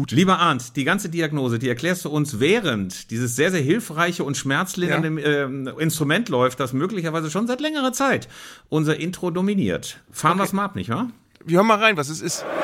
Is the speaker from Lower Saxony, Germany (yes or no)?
yes; Lower Saxony, Germany; in den Salinen von Bad Rotenfelde in der Nähe meiner Heimat so an diesen Salinen entlang geht